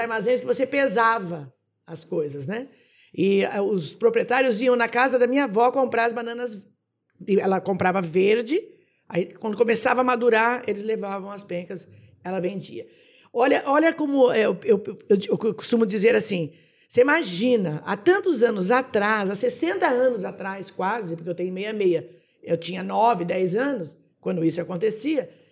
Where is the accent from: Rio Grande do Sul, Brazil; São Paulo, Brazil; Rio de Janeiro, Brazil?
São Paulo, Brazil; Jaboticabal; also born or lived in Itápolis/Ibitinga; now in Ibitinga, Brazil; Eu sou de Jabuticabal. Fui criada em Jabuticabal, nasci em São Paulo, mas fui criada em Jabuticabal pela, pelos meus avós.